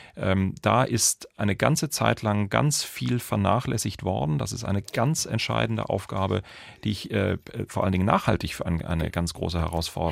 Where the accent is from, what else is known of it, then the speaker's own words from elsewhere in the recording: Munich, Bavaria, Germany; bei uns in München